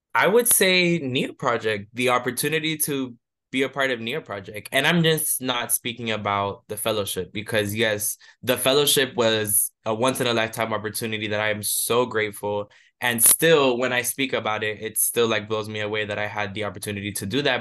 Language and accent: English; Hialeah, Florida, United States; moved away as an adult; now in Chicago, United States; I grew up in Miami, Florida, specifically within the city of Hialeah